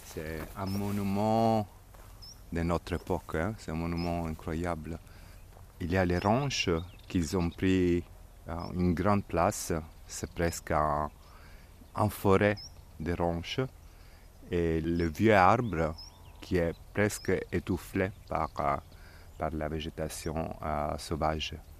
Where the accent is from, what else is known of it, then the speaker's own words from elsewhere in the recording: Diso, Apulia, Italy; moved away as an adult; Je suis né ici, à Dizo, où on se trouve maintenant, il y a 50 ans. Quand j'étais petit, dans la maison où on se trouve maintenant